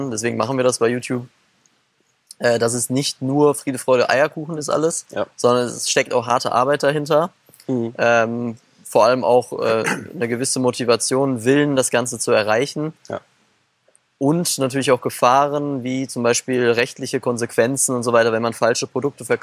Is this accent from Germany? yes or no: yes; Germany; wir sind ja schon mhm sagen wir auch äh, als Deutsche sehr privilegiert